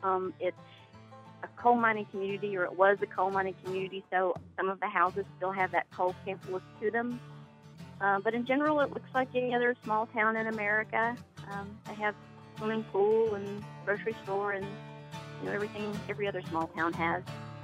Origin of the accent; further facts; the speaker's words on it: St. Paul, Virginia, United States; I'm from St. Paul, Virginia, which is in Wise County. That's also the county where the town of Appalachia, Virginia is located.